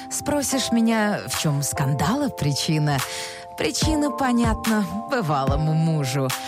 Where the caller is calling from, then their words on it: Nizhnekamsk, Tatarstan, Russia; Город Нижнекамск.